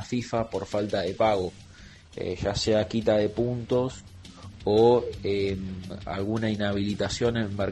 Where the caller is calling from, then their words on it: Ferrere, Buenos Aires Province, Argentina; de la Ferrere